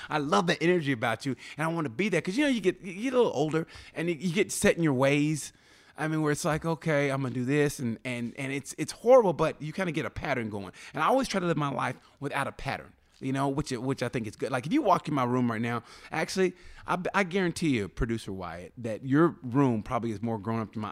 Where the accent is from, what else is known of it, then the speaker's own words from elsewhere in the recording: Muskogee, Oklahoma, United States; moved away; I grew up in Muskogee, Oklahoma